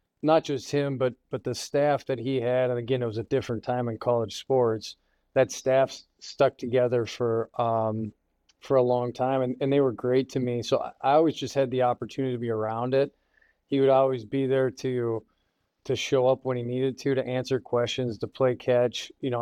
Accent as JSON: {"language": "English", "town": "Grand Forks", "region": "North Dakota", "country": "United States", "tie": "born or raised there", "said": "I grew up in Grand Forks, North Dakota"}